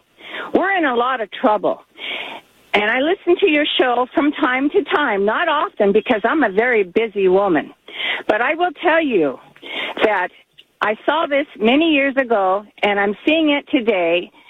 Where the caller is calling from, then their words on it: Oregon, United States; Good afternoon, Lars. I'm calling from Oregon, and I'm not a no-sayer.